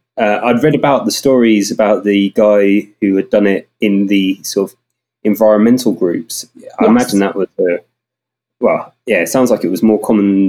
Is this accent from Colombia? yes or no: no; United Kingdom; accent: southern; moved away as an adult; now in Leeds, United Kingdom; I've been here for 13 myself, so I'm not sure at what point I stop having this southern accent and they start as a proper Yorkshire person.